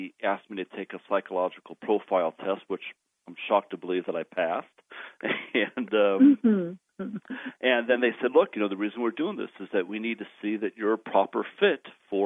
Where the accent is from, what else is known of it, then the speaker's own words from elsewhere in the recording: Southern California, United States; moved away as an adult; also born or lived in Arizona; now in Colorado, United States; I was raised in Southern California